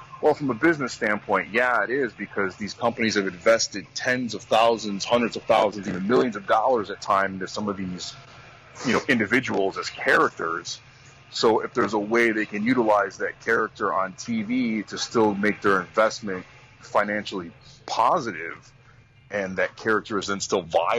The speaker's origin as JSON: {"language": "English", "town": "Chicago", "region": "Illinois", "country": "United States", "said": "we're both from Chicago"}